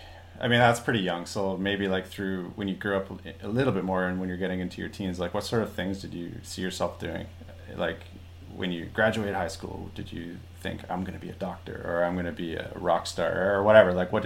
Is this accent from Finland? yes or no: no; Canada; when you were growing up in Canada, I grew up in a very small town, like a very small town, and we have a lot of rednecks there.